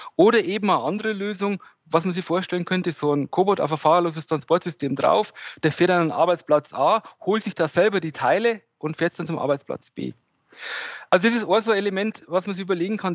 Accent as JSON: {"language": "German", "town": "Regensburg", "region": "Bavaria", "country": "Germany", "said": "ich komme hier aus Regensburg"}